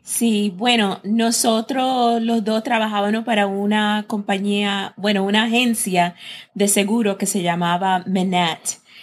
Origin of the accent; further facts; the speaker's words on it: United States; moved away as an adult; now in Puerto Rico; como hemos sido criados en los Estados Unidos